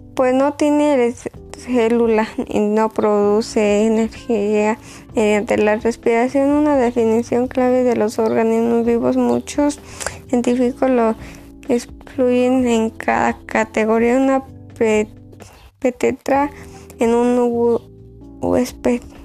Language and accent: Spanish; Boquillas, Mexico; Soy de Boquillas